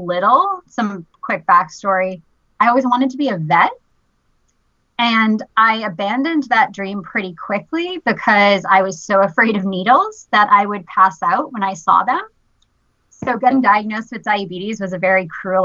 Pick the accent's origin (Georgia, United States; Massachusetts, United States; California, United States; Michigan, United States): Massachusetts, United States; Boston; I grew up in Boston, never got out